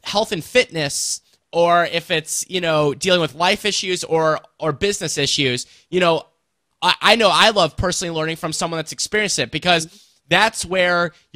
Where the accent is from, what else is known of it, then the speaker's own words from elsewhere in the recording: St. Louis, Missouri, United States; the St. Louis native here